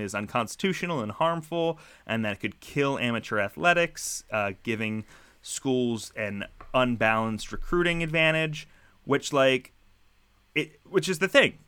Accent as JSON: {"language": "English", "town": "Philadelphia", "region": "Pennsylvania", "country": "United States", "said": "as a Philadelphian"}